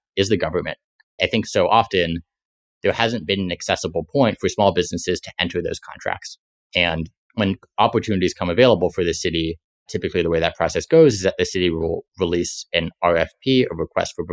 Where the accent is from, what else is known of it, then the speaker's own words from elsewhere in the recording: San Francisco, California, United States; I grew up in San Francisco